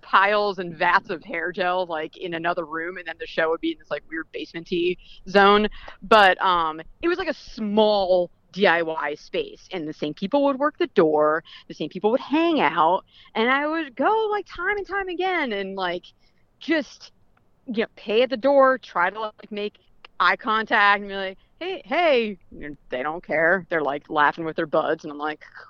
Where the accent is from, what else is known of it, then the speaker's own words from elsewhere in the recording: New England, United States; moved away; also born or lived in Providence / Florida / Boston; I'm from New England originally